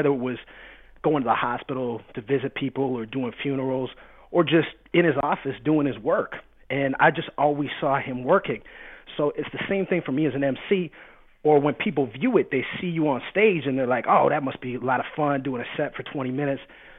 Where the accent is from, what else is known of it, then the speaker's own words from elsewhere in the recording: Canada; makes me very Canadian. And it's funny for me because the question I get asked probably the most is, where are you from? With the lead-in of, oh, I thought you were American. because I grew up on the border to the States.